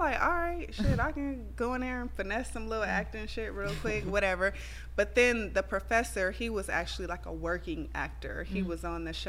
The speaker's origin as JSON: {"language": "English", "town": "Compton", "region": "California", "country": "United States", "tie": "born or raised there", "moved": "yes", "lives_now": "Atlanta, United States", "said": "I really do have, like, a lot of PTSD from, like, growing up in Compton."}